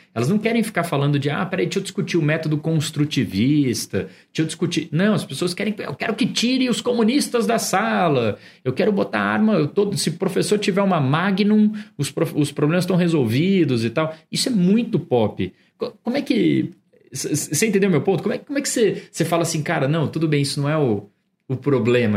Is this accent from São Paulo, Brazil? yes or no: yes; São Paulo, Brazil; falando como paulistano